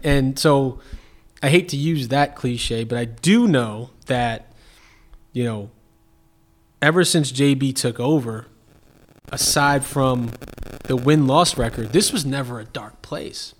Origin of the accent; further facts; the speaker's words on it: New York City, New York, United States; moved away as an adult; now in Cleveland, United States; being born and raised in Brooklyn is certainly who I am and, and where I'm from